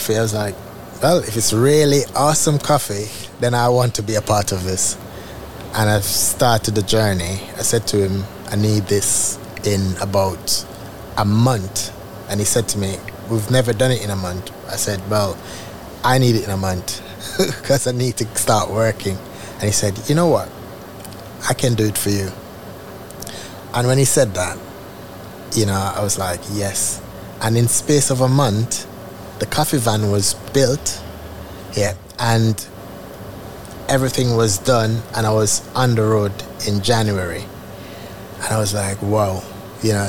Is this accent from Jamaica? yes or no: yes; Jamaica; now in United Kingdom; I'm from Jamaica. We have the Blue Mountain Peaks coffee. So when I leave Jamaica and come here